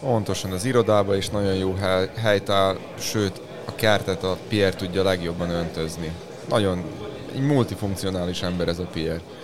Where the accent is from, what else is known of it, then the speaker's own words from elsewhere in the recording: Subotica, Vojvodina, Serbia; mi Vajdaságból jövünk, Szabadkáról, határ túloldaláról